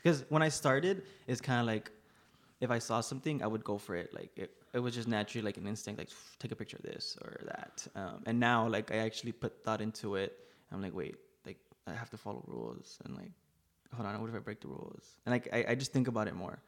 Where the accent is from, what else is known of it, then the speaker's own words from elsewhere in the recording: Laredo, Texas, United States; also born or lived in Rio Grande Valley, Texas / New York; I am born and raised in Laredo, Texas